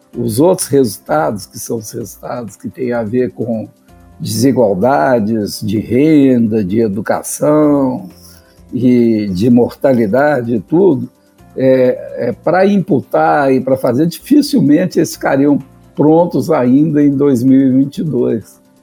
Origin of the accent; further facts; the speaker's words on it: Minas Gerais, Brazil; como mineiro